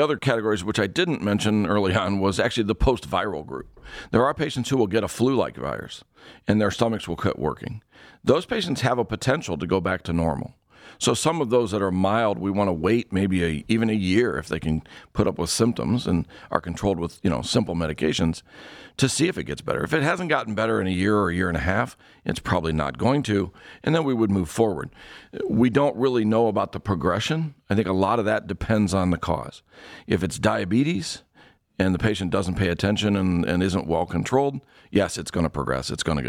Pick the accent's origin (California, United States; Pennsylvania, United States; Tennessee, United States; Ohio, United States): Ohio, United States; I was born and raised in Ohio. I lived all over the state, and you get all four seasons.